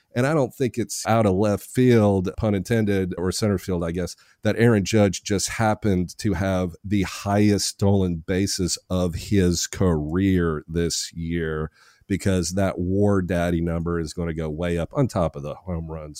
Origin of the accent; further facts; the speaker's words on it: Nashville, Tennessee, United States; I'm from Nashville